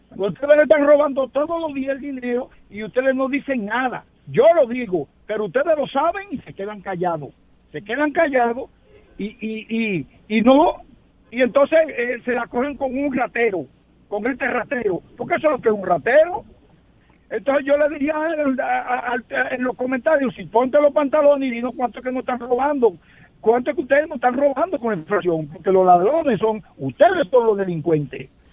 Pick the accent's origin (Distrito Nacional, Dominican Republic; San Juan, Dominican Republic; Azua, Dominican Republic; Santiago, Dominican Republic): Azua, Dominican Republic; Sabana Yegua; yo soy de un municipio de Asa, se llama Sabana Yegua